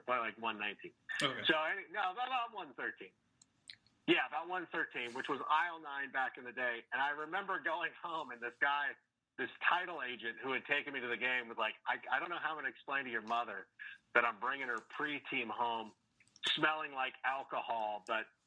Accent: Corona, California, United States; also born or lived in Chicago, Illinois / Fullerton, California; I was born in Chicago. I lived there until I was in about 4 or 5. The math gets a little bit fuzzy, but for as long as I can remember, I've been living in Southern California. I grew up in Corona, California

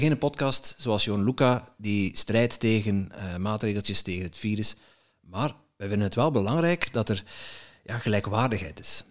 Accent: Netherlands; now in Belgium; ik ben zelf een Nederlander

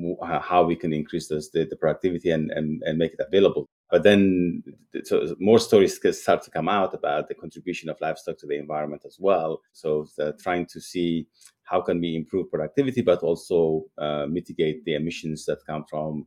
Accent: Eritrea; Growing up, I used to really enjoy milk and animals for food and beef and all that because it wasn't available as much as one would like.

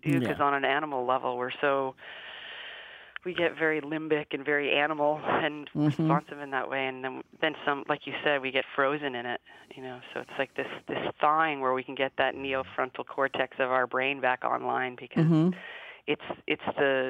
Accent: Canada; from a Canadian culture

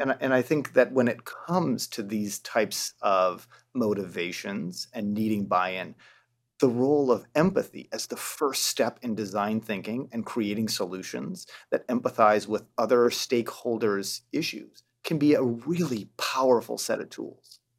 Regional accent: rural Michigan, United States; growing up in rural Michigan

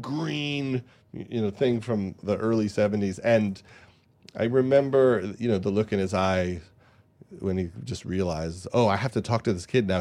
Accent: Long Island, New York, United States; I was from Long Island

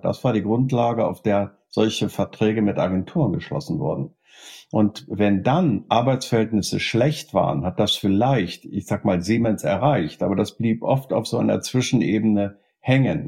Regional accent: Germany; bei uns in Deutschland

